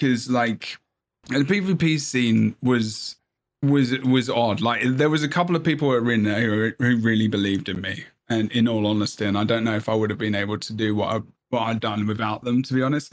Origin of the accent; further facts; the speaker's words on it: England, United Kingdom; first language English; moved away as an adult; now in United States; I am English and I speak English as a language, as my first language.